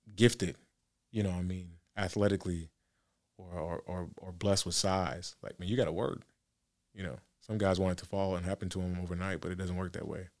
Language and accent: English; Nigeria; I'm Nigerian